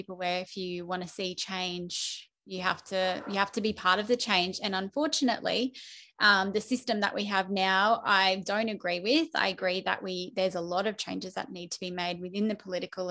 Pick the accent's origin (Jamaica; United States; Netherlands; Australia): Australia; Toowoomba, Queensland; also born or lived in Townsville; I'm a Toowoomba local through and through. I was born in Townsville